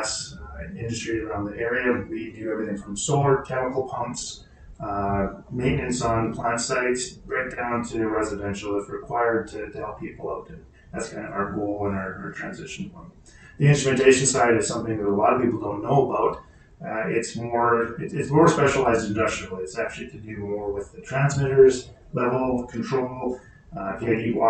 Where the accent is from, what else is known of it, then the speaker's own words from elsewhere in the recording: Hanna, southern Alberta, Canada; now in Hinton, Canada; I grew up in Hannon, so southern Alberta, was used to the Chinooks